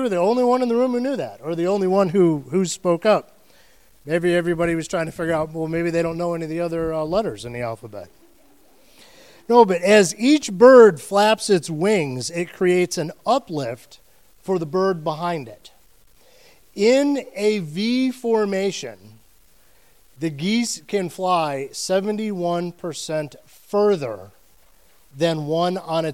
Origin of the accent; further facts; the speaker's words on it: Ohio, United States; now in Florida, United States; I'm from Ohio